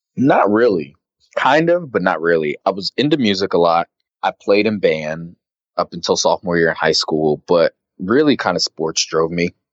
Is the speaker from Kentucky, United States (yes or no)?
no; Arizona, United States; moved away as an adult; now in New York, United States; I grew up in Arizona